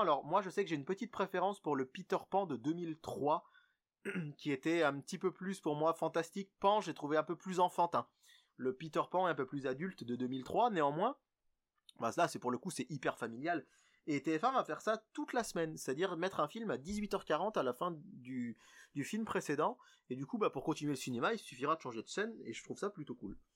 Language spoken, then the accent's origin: French; France; chez nous, en France